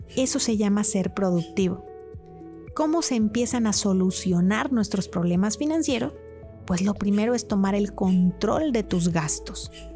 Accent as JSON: {"language": "Spanish", "country": "Mexico", "said": "como mexicanos"}